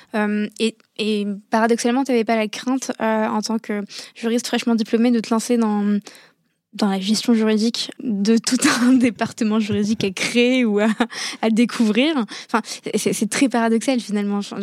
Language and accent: French; Morocco; moved away as an adult; also born or lived in Paris; dans un lycée français à l'étranger, euh, parce que je viens du Maroc